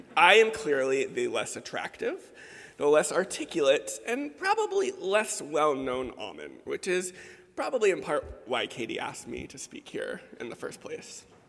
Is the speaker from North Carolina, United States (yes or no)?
no; Baltimore, Maryland, United States; growing up in the Episcopal Church in Baltimore